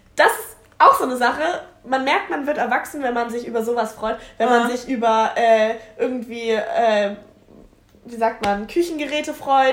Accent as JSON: {"language": "German", "region": "Hamburg", "country": "Germany", "tie": "born or raised there", "said": "ich komme aus Hamburg, also aus dem Rand, am Rande von Hamburg."}